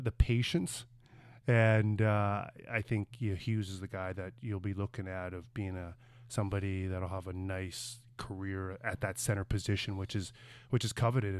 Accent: Brandon, Manitoba, Canada; growing up in Brandon, Manitoba, where, eh, my whole life was just outdoors playing hockey

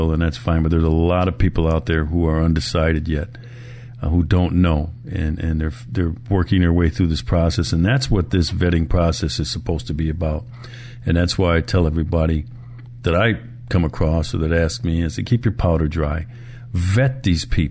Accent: Milwaukee, Wisconsin, United States; Milwaukee, my hometown

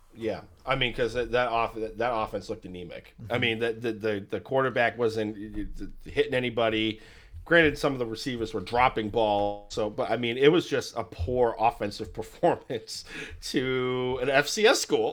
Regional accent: Merrimack, New Hampshire, United States; I'm from New Hampshire

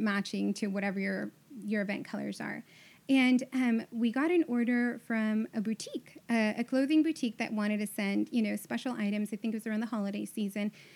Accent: Houston, Texas, United States; I was born and raised in Houston, so I'm super Southern in that way

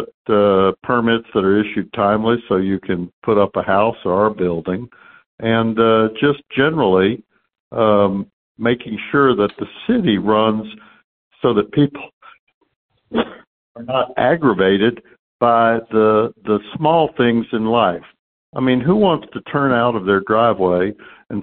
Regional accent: Houston, Texas, United States; I grew up in Houston, graduated from the public schools

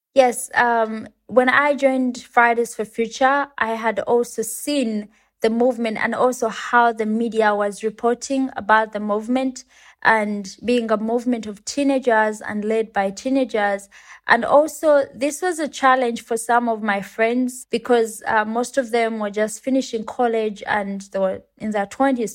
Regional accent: Uganda; I come from Uganda and it's a country in Africa.

